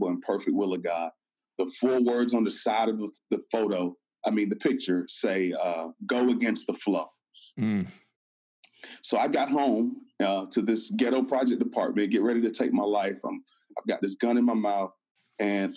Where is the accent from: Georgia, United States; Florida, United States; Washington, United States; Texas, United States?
Florida, United States; moved away as an adult; now in Atlanta, United States; I'm from Florida